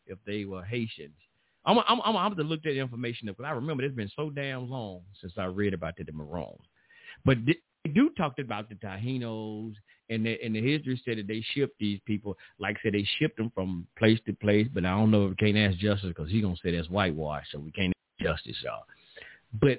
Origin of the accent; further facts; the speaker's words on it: United States; I'm from America